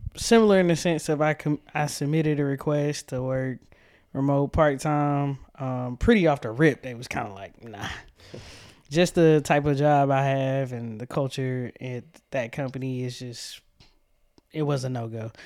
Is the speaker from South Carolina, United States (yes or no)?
no; Tucker, Georgia, United States; I was born in Atlanta, Georgia, the outskirts, um, Tucker, Georgia to be exact.